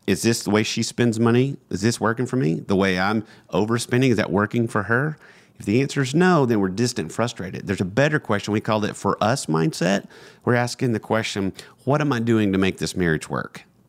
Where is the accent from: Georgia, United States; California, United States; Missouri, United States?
Georgia, United States; we're from Georgia